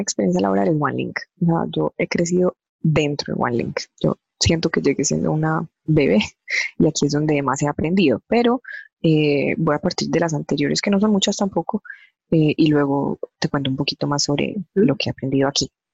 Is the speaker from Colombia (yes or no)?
yes; Medellín, Antioquia, Colombia; now in Envigado, Colombia; Soy, soy de Medellín, obviamente, como pueden escucharlo, pero actualmente vivo en Envigada. Eh, digamos, tengo 32 años. Eh, yo estudié siempre aquí en Medellín